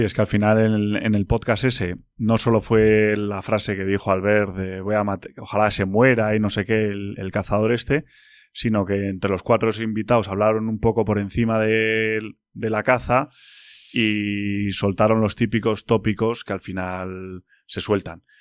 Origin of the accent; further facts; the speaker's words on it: Bilbao, Basque Country, Spain; soy de Bilbao